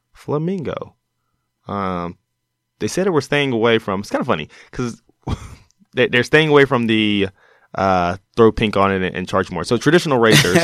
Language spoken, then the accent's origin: English; Mississippi, United States; growing up in Mississippi